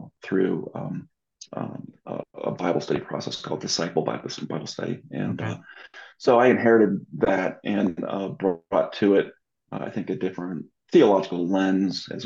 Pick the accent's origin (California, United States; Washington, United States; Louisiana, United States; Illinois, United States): California, United States; Southern; moved away as an adult; also born or lived in San Diego, California / Orange County, California; now in Denver, United States; I'm originally from Southern California